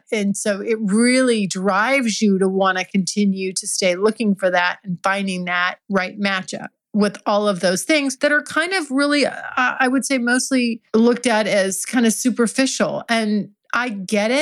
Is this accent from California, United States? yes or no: yes; California, United States; I'm from California. I'm a California girl